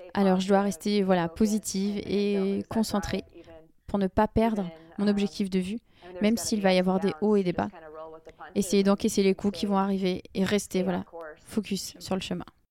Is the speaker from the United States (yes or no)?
yes; United States; accent: American; French is a second language; on était facile à identifier avec notre accent américain